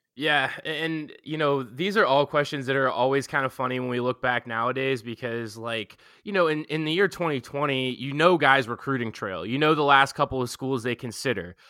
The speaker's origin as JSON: {"language": "English", "town": "Pittsburgh", "region": "Pennsylvania", "country": "United States", "tie": "born or raised there", "said": "I grew up in Pittsburgh"}